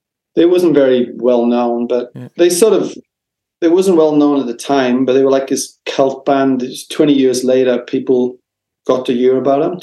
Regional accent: Wales, United Kingdom; also born or lived in London; now in Australia; I was living in London, and it was funny because I'm actually from Wales, and I'm from Wales, not England.

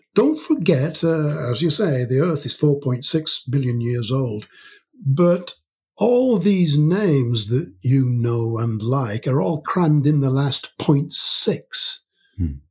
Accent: York, Yorkshire and the Humber, United Kingdom; moved away as an adult; now in Aberystwyth, United Kingdom; I was born in York, in the north of England, hmm. and I spent the first 18 years of my life there in York

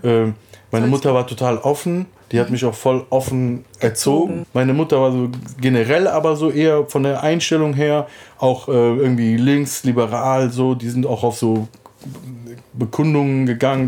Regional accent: Cologne, North Rhine-Westphalia, Germany; Ich komme aus Köln, bin dort geboren, dann aufgewachsen

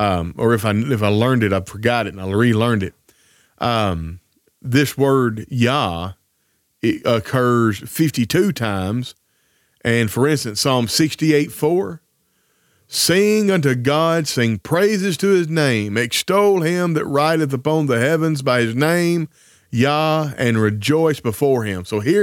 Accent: Tennessee, United States; now in Arkansas, United States; please don't bury me in Arkansas, where we've lived the last 10 years, bury me where I grew up back in Tennessee.

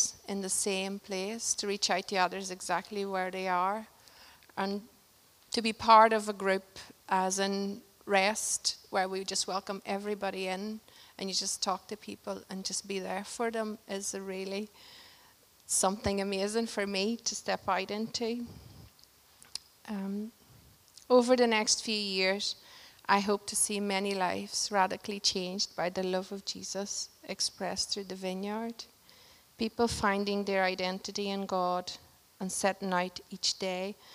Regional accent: Portugal; moved away; we got a chance to go to Portugal, my home country

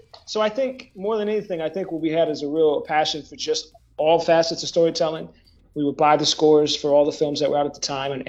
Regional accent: Woodbury, Minnesota, United States; also born or lived in New Jersey; I was born in New Jersey, but we lived there before. That's not when we first met. I moved to Minnesota.

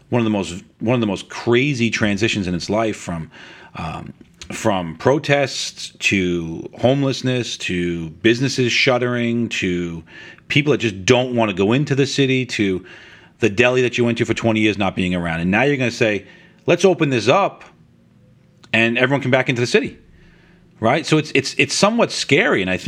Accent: New York City, New York, United States; accent: New York; now in Long Island, United States; I grew up in Rockaway Beach in New York, and I was probably a 5-iron from the ocean.

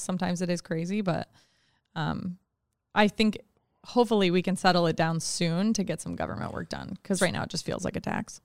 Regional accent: Anchorage, Alaska, United States; I grew up in Anchorage. I was born here, and I went to Diamond High School, graduated twenty ten

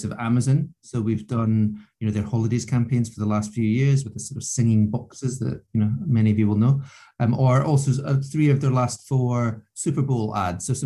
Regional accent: the Scottish Borders, Scotland, United Kingdom; moved away as an adult; also born or lived in United States; I grew up in the middle of nowhere, so a very rural part of Scotland, just over the borders. It's called the Borders

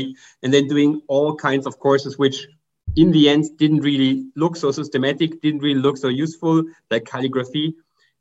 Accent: Germany; English is a second language; as you can hear by my accent, I'm from Germany.

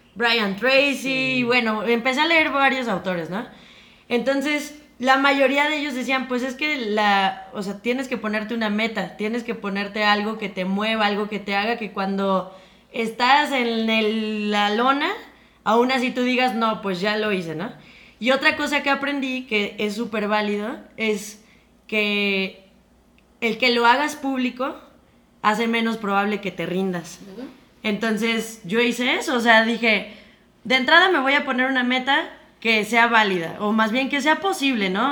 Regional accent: Mexico; como mexicanos

